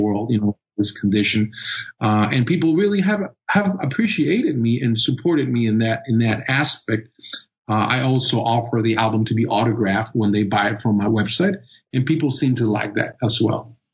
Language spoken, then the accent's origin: English; Costa Rica; moved away; I was born and raised in Costa Rica and growing up and being in high school